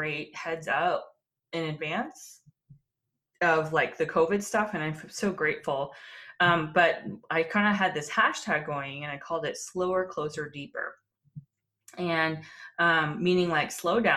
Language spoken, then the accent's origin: English; Texas, United States; moved away as an adult; also born or lived in Washington, D.C.; my heritage is Korean, but I was born and raised in Texas